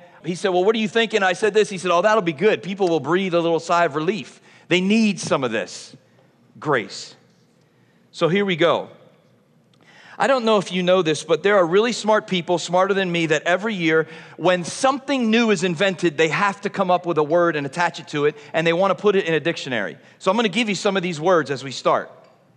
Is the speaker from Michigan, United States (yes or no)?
no; Philadelphia, Pennsylvania, United States; I'm from Philadelphia